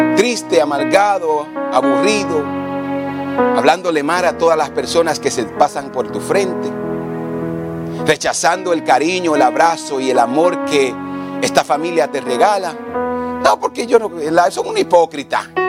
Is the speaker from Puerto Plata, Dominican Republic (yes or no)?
no; Samaná, Dominican Republic; Yo crecí en un barrio en República Dominicana, en Samaná, uno de los peores barrios que se puede decir